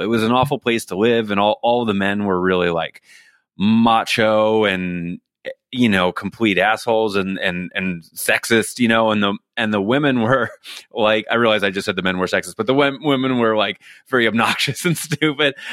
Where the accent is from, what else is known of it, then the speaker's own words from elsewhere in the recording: New York City, New York, United States; moved away as an adult; now in Los Angeles, United States; I grew up in Staten Island, New York.